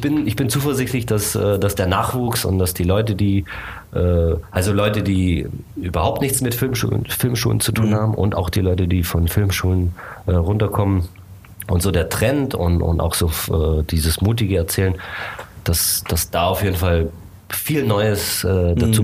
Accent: Germany; also born or lived in Bucharest, Romania / United States; ich bin hier in Deutschland aufgewachsen, ich bin in Bukarest geboren

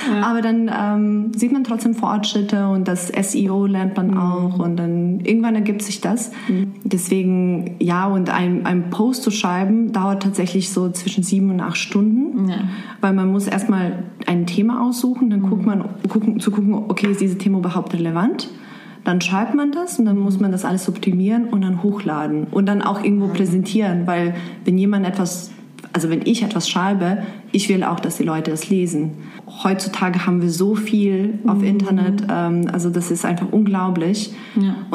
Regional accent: Serbia; German is a second language; moved away as an adult; also born or lived in Germany; now in Frankfurt, Germany; ich bin 29 Jahre alt. Ich komme ursprünglich aus Serbien und seit siebeneinhalb Jahren wohne ich in Deutschland.

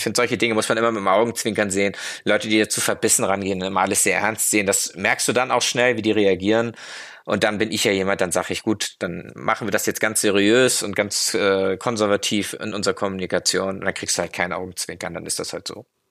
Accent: Germany; wir uns als Deutsche

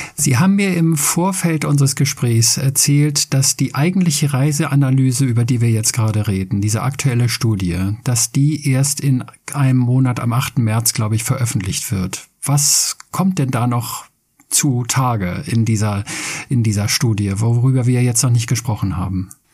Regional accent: Schleswig-Holstein, Germany; ich wohne etwas außerhalb von Hamburg, wir sind beide Schleswig-Holsteiner.

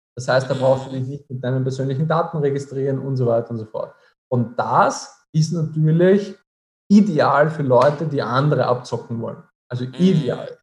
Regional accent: Austria; bei uns in Österreich

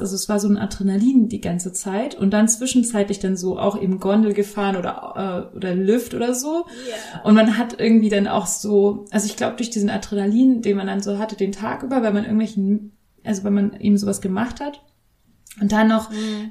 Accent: Bavaria, Germany; ich bin ja in, in Bayern aufgewachsen

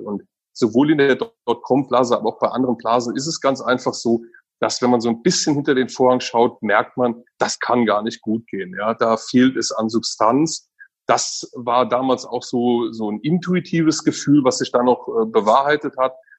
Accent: Germany; also born or lived in Eifel; ich habe eine sehr ähm, behütete und schöne Kindheit an der Mosel äh, äh, erlebt

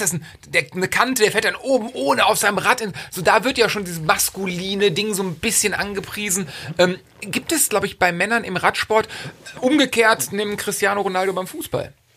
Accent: Cologne, North Rhine-Westphalia, Germany; Ich komme aus der Ecke von Köln

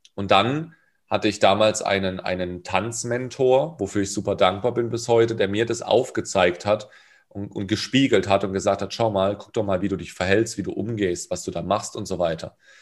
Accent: Karlsruhe, Baden-Württemberg, Germany; Hip-Hop in Durlach, da wo ich herkomme

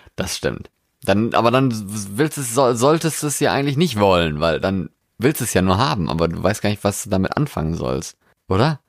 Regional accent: Germany; moved away as an adult; also born or lived in Norway; Ich bin in Deutschland geboren, ja, und bin dann nach Deutschland wieder zurückgekommen an quasi meinen Geburtsort

